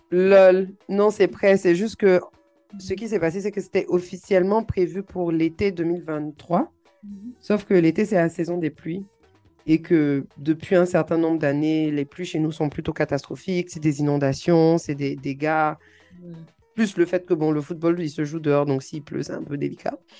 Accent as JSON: {"language": "French", "country": "Côte d’Ivoire"}